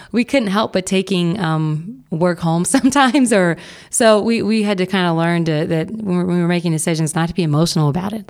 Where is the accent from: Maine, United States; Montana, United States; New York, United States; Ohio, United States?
Ohio, United States; Bexley; also born or lived in Atlanta / San Francisco / Miami; I grew up in Bexley and attended the Wellington School for high school